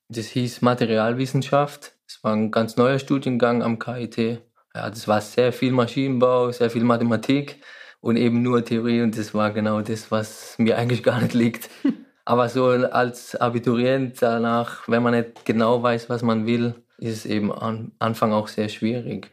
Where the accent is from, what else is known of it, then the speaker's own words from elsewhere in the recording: Walldorf, Baden-Württemberg, Germany; Ich komme aus Waldorf und arbeite eben beim Unternehmen Heidelberger Druckmaschinen AG